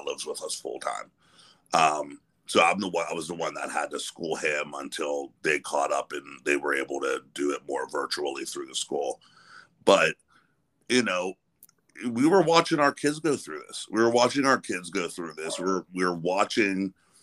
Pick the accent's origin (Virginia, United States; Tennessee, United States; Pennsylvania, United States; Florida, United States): Pennsylvania, United States; near Pittsburgh; I grew up near Pittsburgh